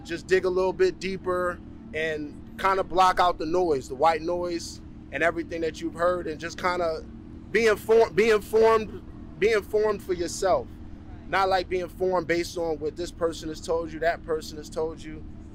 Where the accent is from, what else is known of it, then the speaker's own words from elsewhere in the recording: United States; moved away as an adult; now in Canada; I'm an American citizen